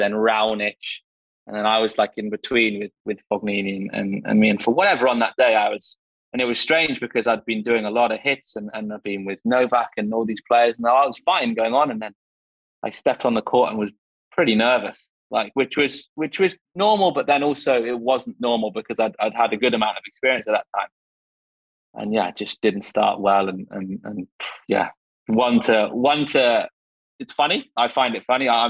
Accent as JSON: {"language": "English", "region": "England", "country": "United Kingdom", "said": "I'm English"}